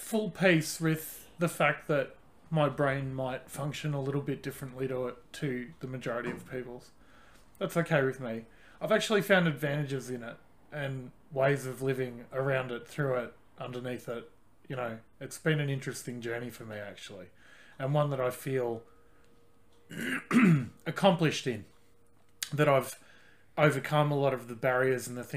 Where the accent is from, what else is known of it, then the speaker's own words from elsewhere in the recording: Australia; I grew up in Australia